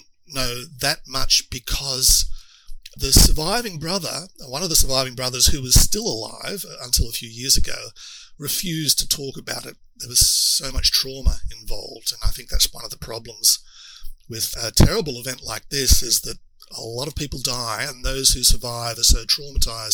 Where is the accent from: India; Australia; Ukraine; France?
Australia; Queensland; Queensland, which is my home state